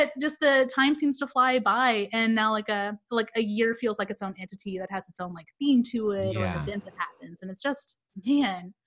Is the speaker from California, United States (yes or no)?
no; Tulsa, Oklahoma, United States; I grew up in Tulsa, Oklahoma